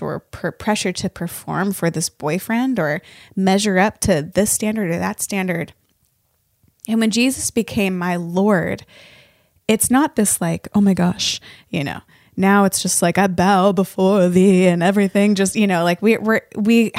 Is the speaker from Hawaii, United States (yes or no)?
no; Northern Nevada, United States; now in Nashville, United States; I grew up in Northern Nevada